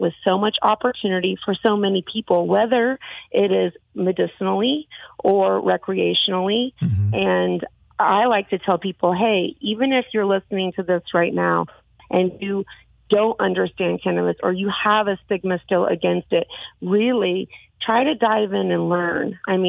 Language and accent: English; the Bible Belt, United States; I was raised in the Bible Belt. I had those issues with my father growing up.